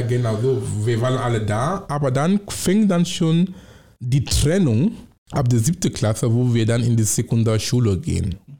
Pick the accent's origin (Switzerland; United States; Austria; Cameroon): Cameroon; German is a second language; moved away as an adult; now in Germany; Ich komme aus Kamerun und ich komme von vergleichsweise einem mittleren Oberschicht